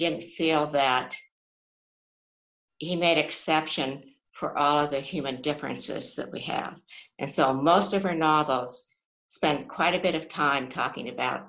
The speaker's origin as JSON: {"language": "English", "country": "United States", "said": "as an American"}